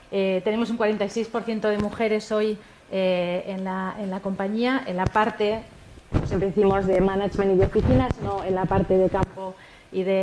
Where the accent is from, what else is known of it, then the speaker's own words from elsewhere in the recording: Barcelona, Catalonia, Spain; soy de Barcelona, he vivido en Barcelona y en, varios países del mundo